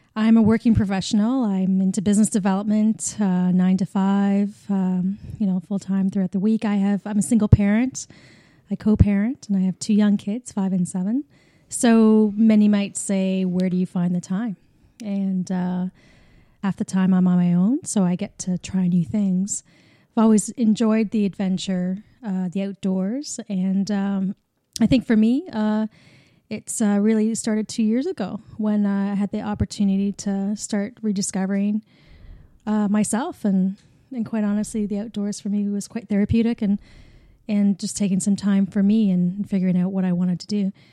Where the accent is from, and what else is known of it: Canada; accent: Canadian